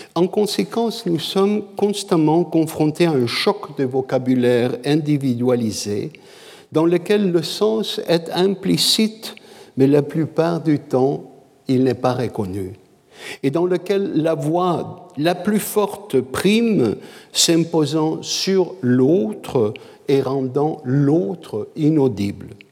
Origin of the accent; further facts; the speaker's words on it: Canada; je suis canadien